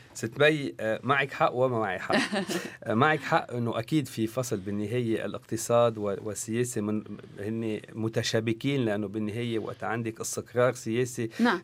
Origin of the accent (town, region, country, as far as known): Lebanon